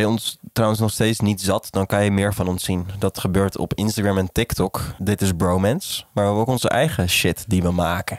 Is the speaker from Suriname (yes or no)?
no; Arnhem, Gelderland, Netherlands; ik kom uit Arnhem. Dat is wel echt ver boven de Maas